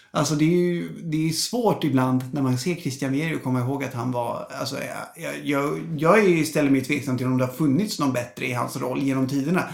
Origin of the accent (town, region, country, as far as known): Stockholm, Stockholm County, Sweden; born or raised there